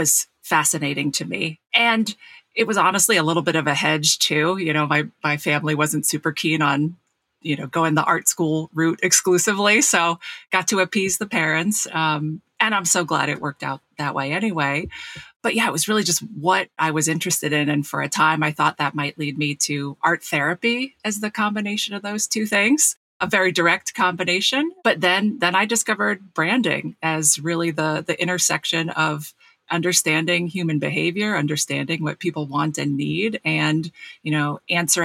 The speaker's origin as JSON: {"language": "English", "region": "New Jersey", "country": "United States", "tie": "born or raised there", "said": "I grew up in South Jersey"}